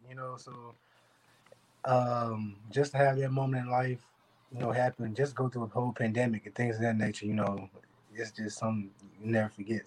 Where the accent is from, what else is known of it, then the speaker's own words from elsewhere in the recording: Little Rock, Arkansas, United States; growing up in Arkansas, you know, in Little Rock, it's kind of a rough environment